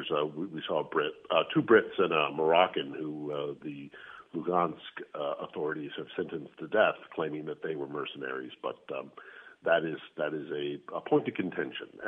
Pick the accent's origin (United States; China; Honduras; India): United States; being that I am an American in Ukraine.